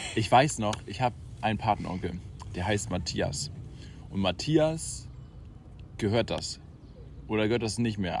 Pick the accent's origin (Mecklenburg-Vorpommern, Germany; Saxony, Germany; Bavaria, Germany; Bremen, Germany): Mecklenburg-Vorpommern, Germany; Schwerin; ich komme auch aus Schwerin